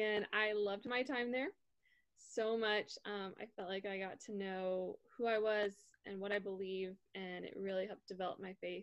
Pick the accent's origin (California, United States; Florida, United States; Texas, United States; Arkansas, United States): Texas, United States; a suburb just outside of Dallas; I grew up in a suburb just outside of Dallas, Texas